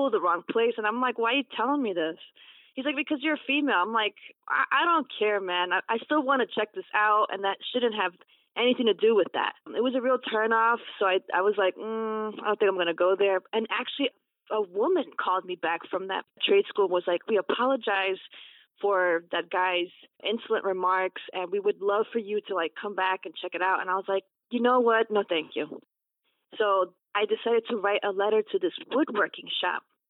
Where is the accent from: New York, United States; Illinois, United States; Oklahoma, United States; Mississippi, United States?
New York, United States; New York City; I was born in Brooklyn